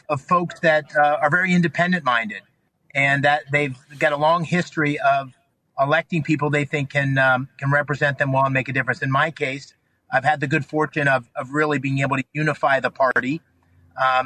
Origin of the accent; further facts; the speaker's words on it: Pennsylvania, United States; I'm a Pennsylvania kid. I was born and raised in Pennsylvania